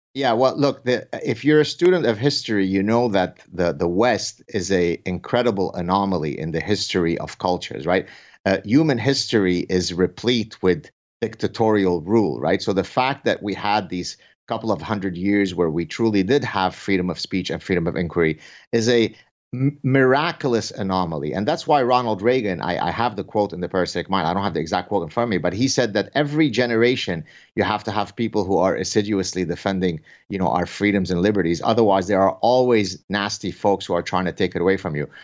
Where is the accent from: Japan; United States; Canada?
Canada; I say this as a Canadian